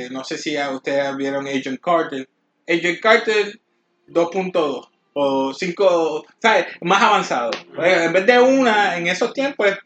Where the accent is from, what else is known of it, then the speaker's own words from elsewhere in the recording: Puerto Rico; Todos somos mezclados aquí somos estos boricuas